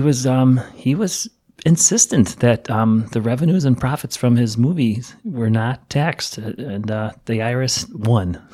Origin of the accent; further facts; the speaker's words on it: Chicago, Illinois, United States; I'm from the Chicago area